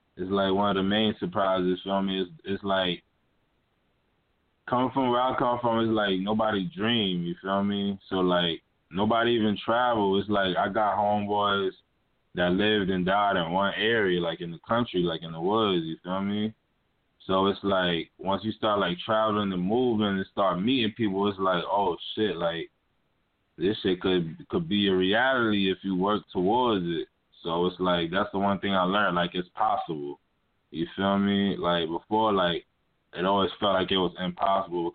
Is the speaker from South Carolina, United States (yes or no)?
yes; Hollywood, South Carolina, United States; now in Brooklyn, United States; I currently live in Brooklyn, New York, but I'm from Hollywood, South Carolina